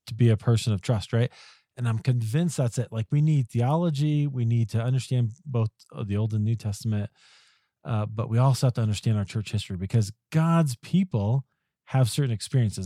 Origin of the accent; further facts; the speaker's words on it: Iowa, United States; I grew up in Iowa